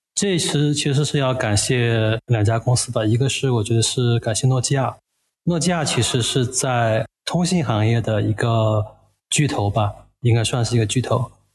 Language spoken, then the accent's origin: Chinese; Chengdu, Sichuan, China; also born or lived in Shanghai; now in Chengdu, China; 我本身是成都人